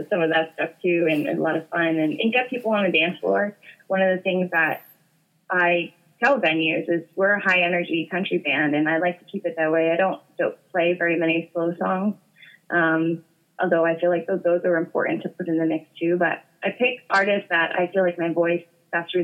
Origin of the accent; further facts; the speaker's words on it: Boston area, central Massachusetts, United States; I'm from New England. I'm from, Boston area, central Massachusetts